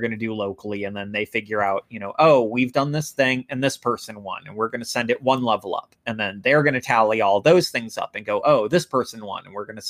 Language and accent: English; United States; as an American